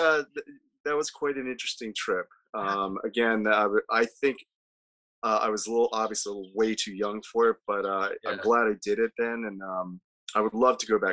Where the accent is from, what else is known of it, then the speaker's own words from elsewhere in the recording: Delaware, United States; also born or lived in Guyana; I grew up in Delaware